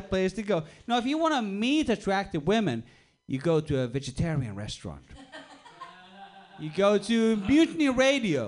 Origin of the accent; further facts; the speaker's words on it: Sweden; also born or lived in Australia; now in Switzerland; I'm actually originally from Sweden, but a few years ago I lived in Australia